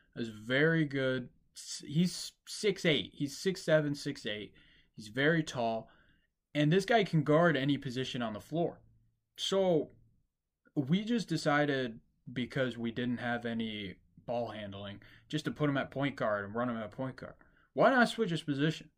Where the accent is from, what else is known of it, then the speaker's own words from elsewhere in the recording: Detroit, Michigan, United States; I'm from Detroit.